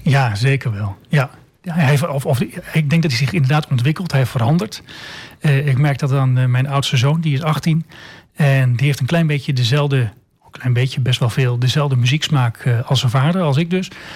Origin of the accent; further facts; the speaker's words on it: Almelo, Overijssel, Netherlands; geboren en getogen in Almelo